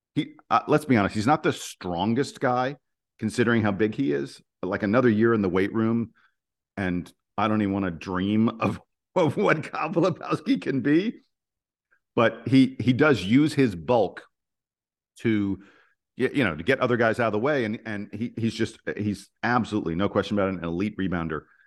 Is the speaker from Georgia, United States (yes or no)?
yes; Atlanta, Georgia, United States; I'm from Atlanta